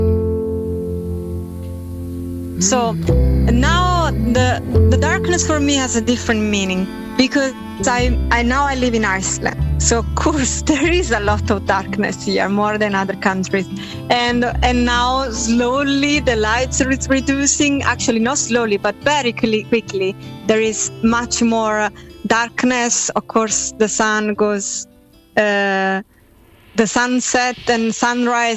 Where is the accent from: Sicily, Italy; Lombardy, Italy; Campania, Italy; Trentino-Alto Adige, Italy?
Campania, Italy; Naples; I'm from Napoli